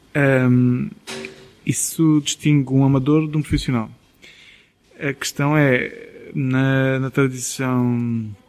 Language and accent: Portuguese; Vila Nova de Milfontes, Beja District, Portugal; now in Sines, Portugal; eu sou de Vilão Mil Fontes